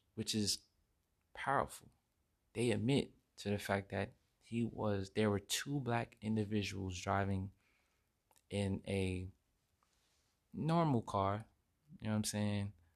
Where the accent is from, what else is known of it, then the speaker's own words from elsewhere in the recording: United States; we as American citizens, we need to show respect